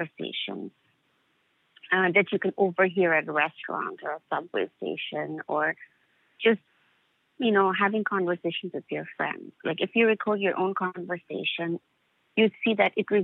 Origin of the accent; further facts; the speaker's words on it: Dhaka, Dhaka Division, Bangladesh; moved away as an adult; growing up in Dhaka